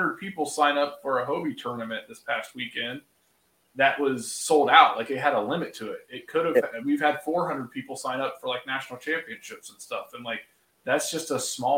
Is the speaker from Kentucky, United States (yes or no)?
no; Laurelville, Ohio, United States; I grew up in the Hocking County in the Hocking Hills of Ohio, like Salt Creek, like you mentioned the town Lorville. That's where I went to elementary school